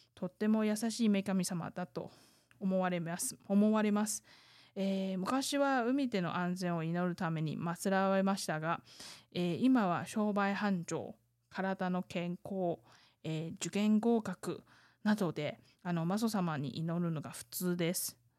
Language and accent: Japanese; Taiwan; 台湾生まれ台湾育ち